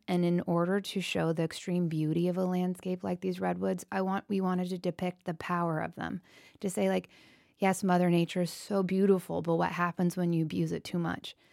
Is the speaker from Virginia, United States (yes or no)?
no; Aptos, California, United States; Kate and I grew up in Northern California, and we were in a very rural area outside of Santa Cruz called Aptos, and literally our street that we grew up on was a horse ranch